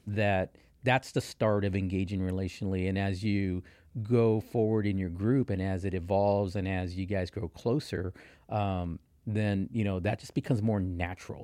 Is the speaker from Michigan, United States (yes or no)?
no; Texas, United States; also born or lived in Kansas City area; now in Kansas City, United States; I'm from Texas.